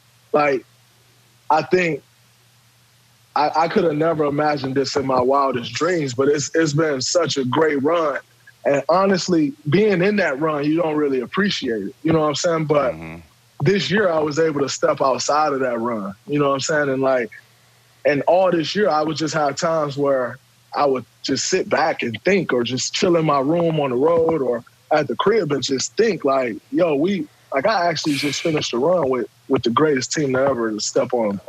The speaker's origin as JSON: {"language": "English", "town": "Saginaw", "region": "Michigan", "country": "United States", "tie": "born or raised there", "said": "Like, you know, growing up in Saginaw, making it to the NBA was just like a far-fetched dream."}